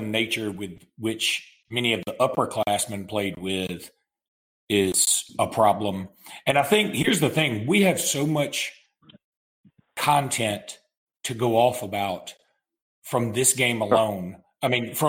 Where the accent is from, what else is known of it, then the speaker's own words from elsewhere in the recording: Alexander City, Alabama, United States; I was born and raised in Ellic City